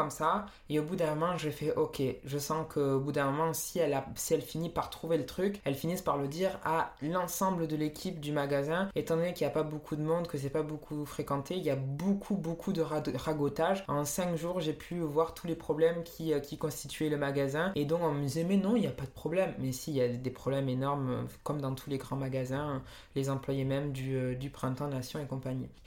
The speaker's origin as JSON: {"language": "French", "town": "Marseille", "region": "Provence-Alpes-Côte d'Azur", "country": "France", "said": "Non, non, j'ai jamais habité à Perpignan, euh, je viens de Marseille."}